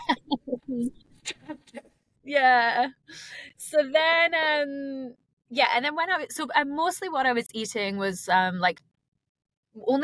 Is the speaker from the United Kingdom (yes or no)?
yes; Scotland, United Kingdom; moved away as an adult; now in Queenstown, New Zealand; I am originally from Scotland, and I've been calling Queenstown home for about 5 years now